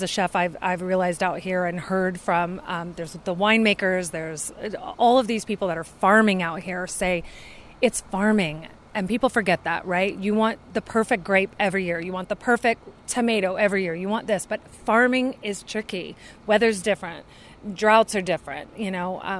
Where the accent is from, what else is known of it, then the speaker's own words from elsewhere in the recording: Texas, United States; now in Sonoma, United States; I grew up in Texas